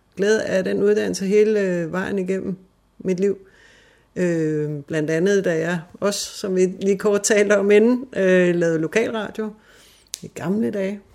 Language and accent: Danish; Fredensborg, Capital Region of Denmark, Denmark; moved away as an adult; also born or lived in Hillerød / Hobro; now in Spain; Altså, jeg er født her i Hillerød, og øh, så flyttede vi til Hobro, da jeg ikke var særlig gammel, og så havnede vi i Fredensborg, hvor jeg havde den største del af min opvækst